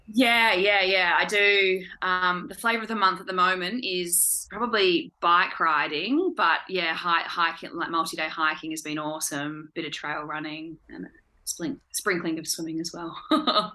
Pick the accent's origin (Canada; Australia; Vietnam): Australia; Perth, Western Australia; moved away as an adult; now in Hobart, Australia; I'm uh, from Perth originally, but I've been living here for the past year